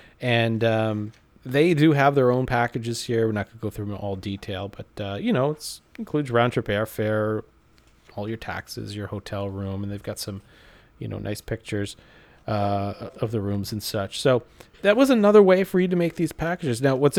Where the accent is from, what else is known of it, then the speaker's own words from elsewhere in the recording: East Coast, United States; Brian, you and I grew up on the East Coast.